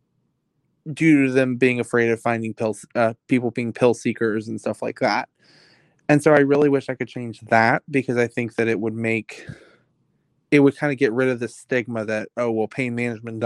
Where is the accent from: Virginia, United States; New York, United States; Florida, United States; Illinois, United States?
Virginia, United States; Virginia Beach; I'm from Virginia Beach. We don't have hills. I'm used to flat land sloping down to the ocean.